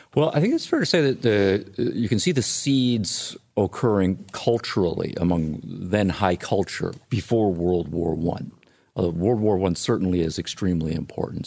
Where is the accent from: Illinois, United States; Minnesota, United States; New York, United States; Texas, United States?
Illinois, United States; my home state of Illinois